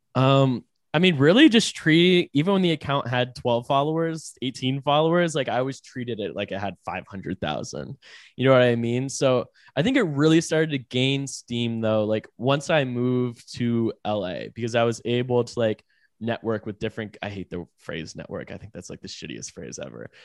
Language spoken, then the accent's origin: English; Raleigh, North Carolina, United States; I'm from Raleigh, like, Uh, I'd say Raleigh is not really, like, a fashion capital